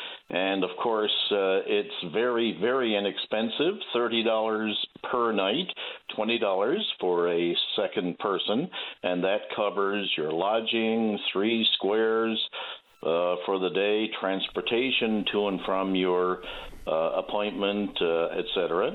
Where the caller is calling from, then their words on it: Marystown, Newfoundland and Labrador, Canada; I'm calling you from Marystown.